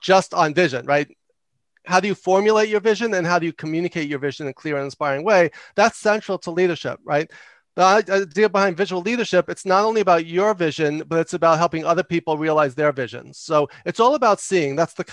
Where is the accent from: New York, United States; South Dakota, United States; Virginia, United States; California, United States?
New York, United States; I talk loud and fast because I'm from New York